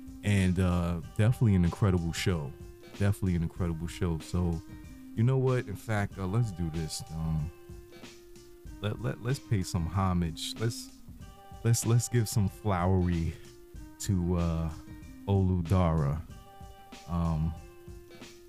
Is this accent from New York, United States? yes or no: yes; New York City, New York, United States; I'm from Southside. Southside, Jamaica, 109 Ave, 142nd Ave